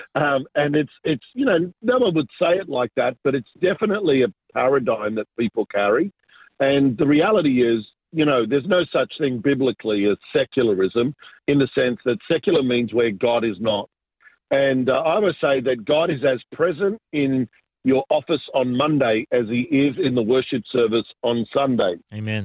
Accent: Sydney, New South Wales, Australia; also born or lived in Argentina; I was born in uh, Argentina, so I'm South American, but uh, immigrated when I was very young, and really uh, grew up in Southwest Sydney. Uh, in a beautiful little suburb called Ingleburn, so that's that's where I grew up

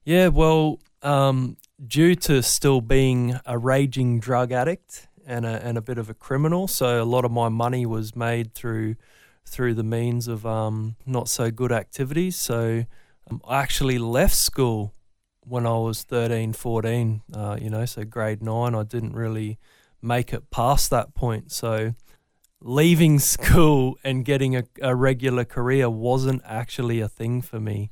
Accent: Brisbane, Queensland, Australia; I'm from Brisbane. Always born and bred, raised north side

